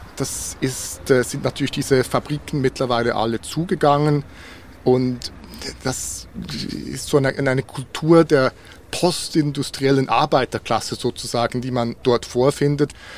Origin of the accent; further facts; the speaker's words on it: Bern, Switzerland; in Bern, wo ich aufgewachsen bin